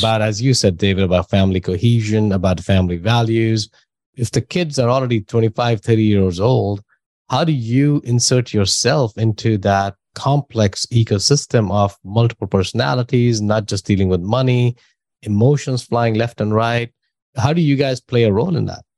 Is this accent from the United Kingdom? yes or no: no; New Delhi, Delhi, India; moved away; I'm from India. So that's why I know, I know that culture and I know that system